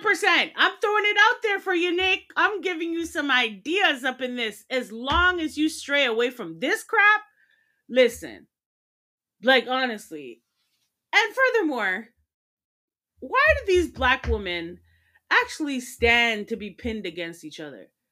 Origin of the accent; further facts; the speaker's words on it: Jamaica; I'm Jamaican